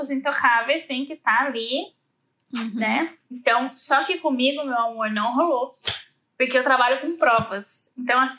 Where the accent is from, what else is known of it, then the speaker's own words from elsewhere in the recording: Brazil; E outra, eu sou brasileira, né, Mori?